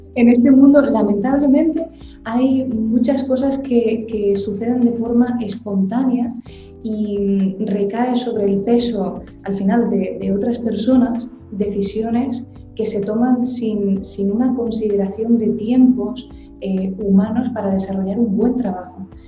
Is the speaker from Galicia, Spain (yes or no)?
no; Gran Canaria, Canary Islands, Spain; also born or lived in Madrid / New York; me formé en la isla de Gran Canaria, concretamente, que es de donde yo soy originalmente, yo nací aquí